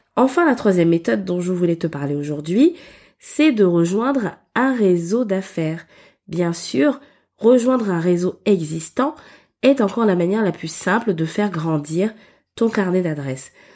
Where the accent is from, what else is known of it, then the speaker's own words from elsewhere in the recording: Gabon; j'ai beaucoup évolué pendant mon enfance au Gabon